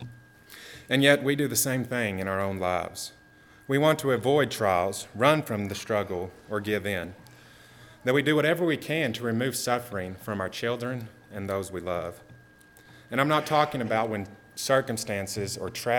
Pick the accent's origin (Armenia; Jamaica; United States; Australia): United States; Texas; as a Texan or an American